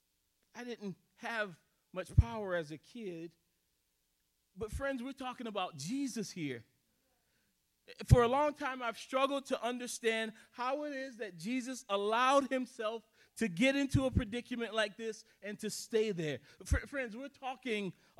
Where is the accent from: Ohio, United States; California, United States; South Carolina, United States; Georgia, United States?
South Carolina, United States; now in Minnesota, United States; I was born and raised in South Carolina.